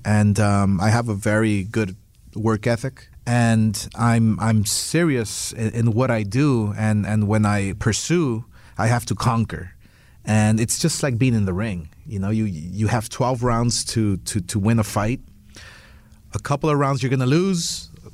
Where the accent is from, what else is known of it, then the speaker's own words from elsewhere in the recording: Los Angeles, California, United States; where I came from, where I grew up in East LA, dirt poor, humble with nothing